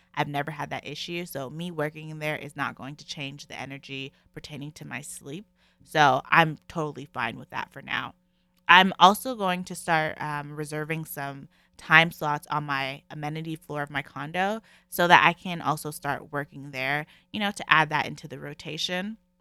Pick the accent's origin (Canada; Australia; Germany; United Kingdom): Canada; I'm in Canada, if you guys don't know, I'm Canadian.